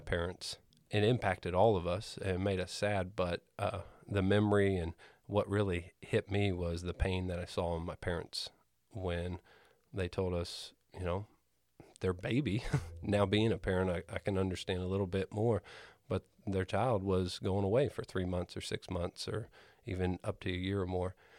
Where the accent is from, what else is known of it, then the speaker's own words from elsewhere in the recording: Greenfield, Indiana, United States; I grew up in Greenfield.